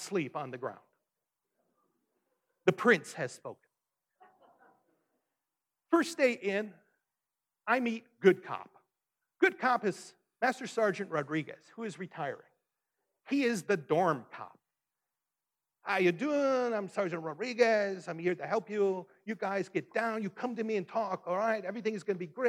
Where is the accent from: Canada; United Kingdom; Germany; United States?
United States; Detroit, Michigan; growing up in Detroit, I was on one side of 8 Mile